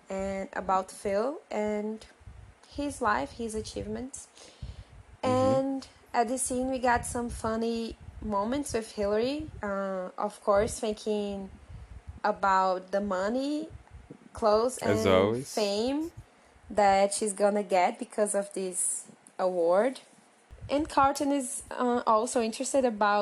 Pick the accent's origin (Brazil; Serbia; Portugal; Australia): Brazil; English is a second language; we are two Brazilian advanced English students